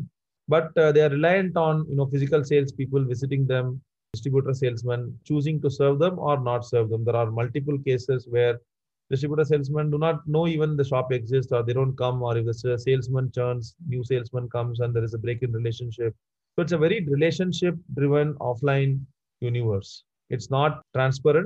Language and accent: English; Madurai, Tamil Nadu, India; moved away; I come from a deep southern town called Madurai